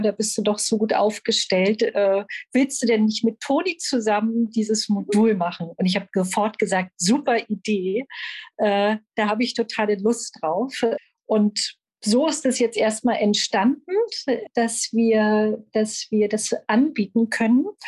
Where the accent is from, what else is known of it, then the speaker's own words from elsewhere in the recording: Berlin, Germany; Ich bin Berlinerin und unterrichte seit 15 Jahren Yoga überall in Berlin